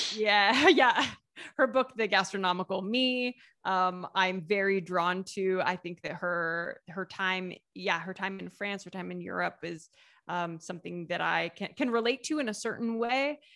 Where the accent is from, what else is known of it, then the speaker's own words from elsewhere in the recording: Southeast Ohio, United States; moved away as an adult; also born or lived in southern Italy; now in Italy; There's the name of a fruit that is really big where I'm from in Southeast Ohio.